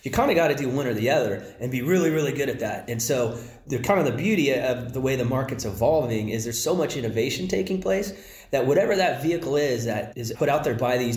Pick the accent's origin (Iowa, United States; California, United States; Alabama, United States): California, United States; Palo Alto; I'm from Palo Alto originally